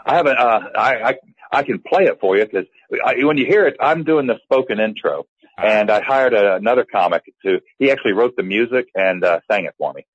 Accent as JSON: {"language": "English", "region": "the South", "country": "United States", "tie": "born or raised there", "said": "as a lifetime Southerner"}